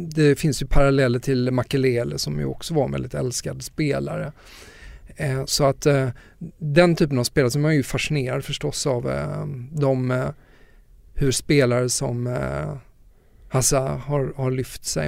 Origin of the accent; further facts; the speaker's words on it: Lund, Skåne, Sweden; min morfar som jag växte upp med i, i Lund väldigt mycket